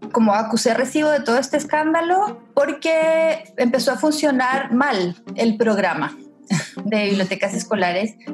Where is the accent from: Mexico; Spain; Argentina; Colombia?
Colombia; moved away as an adult; now in Chile; nací en Chile, pero pasé los primeros 20 años de mi vida en Colombia.